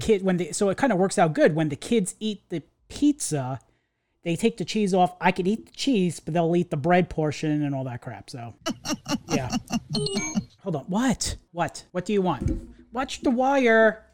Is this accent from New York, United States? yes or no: yes; New York, United States; we went to the same school together growing up in New York